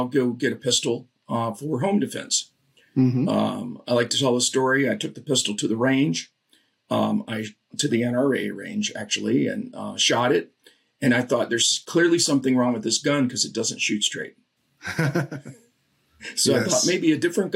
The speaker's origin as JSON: {"language": "English", "region": "Florida", "country": "United States", "tie": "born or raised there", "said": "I grew up in Florida."}